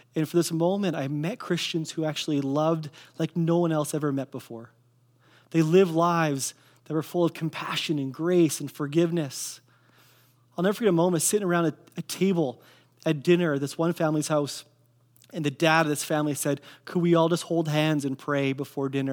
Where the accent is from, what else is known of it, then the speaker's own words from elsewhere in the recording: Kelowna, British Columbia, Canada; I grew up in Kelowna, I grew up on eight sixteen Leon Avenue